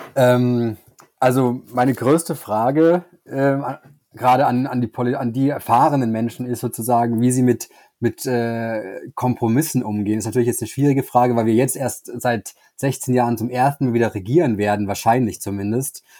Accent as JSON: {"language": "German", "region": "Bavaria", "country": "Germany", "said": "Ich komme ja aus Bayern"}